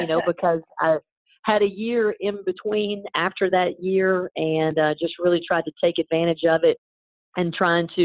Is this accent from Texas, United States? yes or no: no; Tennessee, United States; moved away; I am from Tennessee